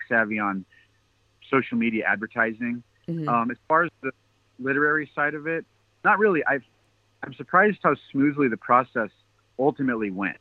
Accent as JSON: {"language": "English", "region": "Washington", "country": "United States", "said": "I'm from Washington State"}